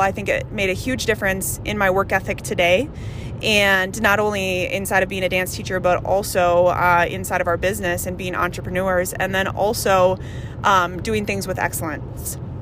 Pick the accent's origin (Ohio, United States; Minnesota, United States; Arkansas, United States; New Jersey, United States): Minnesota, United States; Andover; We grew up in Andover, Minnesota